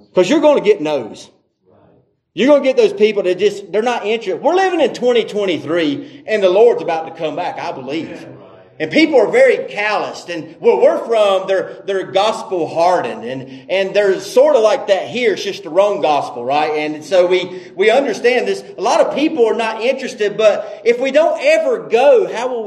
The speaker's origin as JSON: {"language": "English", "region": "the South", "country": "United States", "said": "And that may be having something to do because we're from the South. We like to talk too much."}